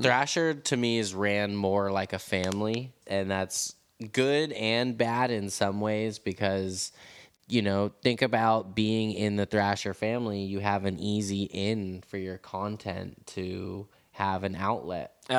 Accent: San Francisco, California, United States; I'm from San Francisco. I'm a San Francisco skateboarder

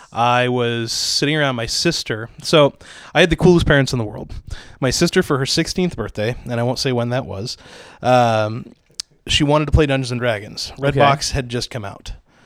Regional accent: Portland, Oregon, United States; Yeah, I'm from Portland area.

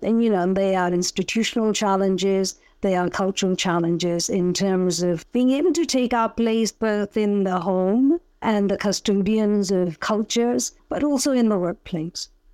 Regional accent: Punjab, India; also born or lived in United Kingdom; now in Lagos, Nigeria; I was born in India, in Punjab. I lived in, have grown up really all my adult life in the UK

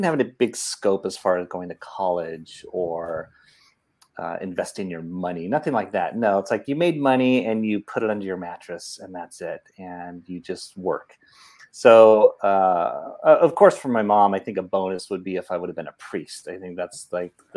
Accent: Oakland, California, United States; moved away as an adult; also born or lived in San Francisco / Los Angeles; now in Burbank, United States; grew up in Oakland and went to school there, Catholic school, St. Elizabeth

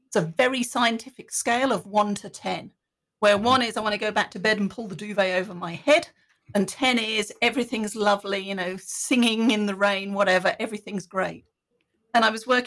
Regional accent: United Kingdom; being British

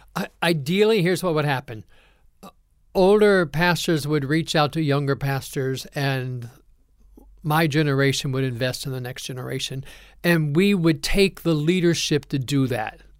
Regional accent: Ohio, United States; moved away as an adult; also born or lived in Kentucky; now in North Carolina, United States; I'm also a transplant here to North Carolina. I grew up in Ohio

